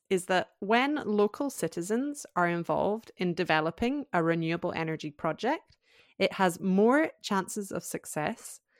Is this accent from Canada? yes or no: no; Scotland, United Kingdom; moved away; it's taking place in Scotland, where I'm from.